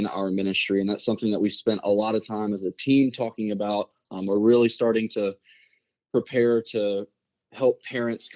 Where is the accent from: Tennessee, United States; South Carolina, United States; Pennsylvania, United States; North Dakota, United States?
South Carolina, United States; Rock Hill; also born or lived in Charlotte, North Carolina; now in San Antonio, United States; I was born in Charlotte, North Carolina, and then a few years after that, we moved to Rock Hill, South Carolina.